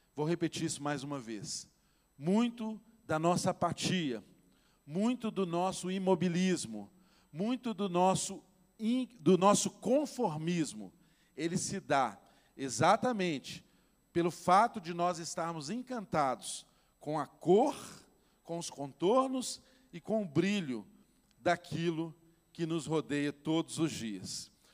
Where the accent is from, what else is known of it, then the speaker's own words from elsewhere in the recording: Minas Gerais, Brazil; nós, como bons mineiros